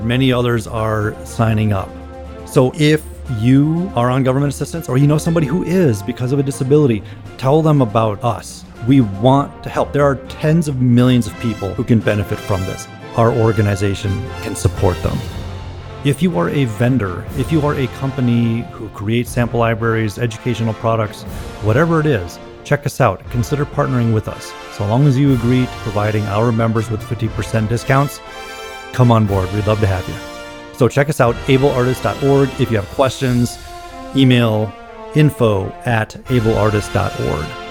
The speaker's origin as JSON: {"language": "English", "town": "Minneapolis", "region": "Minnesota", "country": "United States", "said": "I am a composer from Minneapolis, Minnesota."}